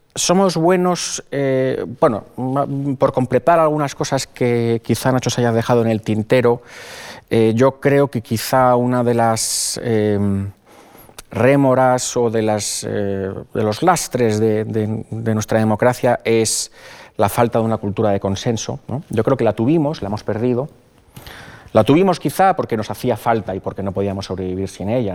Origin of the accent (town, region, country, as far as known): Spain; moved away as an adult; also born or lived in Canada / Italy